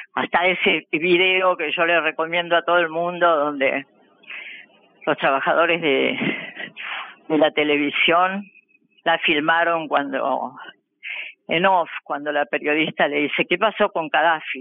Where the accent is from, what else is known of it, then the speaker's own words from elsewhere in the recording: Argentina; nosotros como argentinos